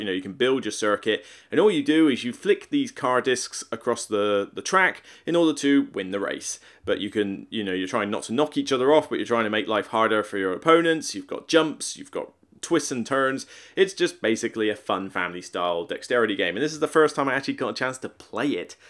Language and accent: English; Somerset, South West England, United Kingdom; moved away; I'm from Somerset, Devon's next door